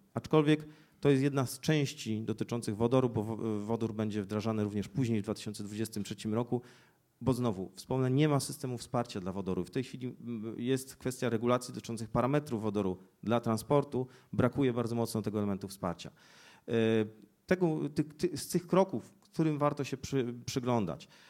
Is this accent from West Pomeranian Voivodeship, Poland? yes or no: no; Poznań, Greater Poland, Poland; jestem z Poznania